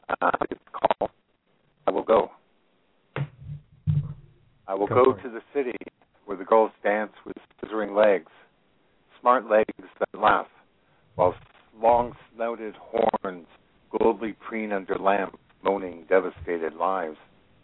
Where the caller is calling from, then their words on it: Nova Scotia, Canada; I'm calling from Nova Scotia, which is probably almost as far away as I can get from you and be on the same continent.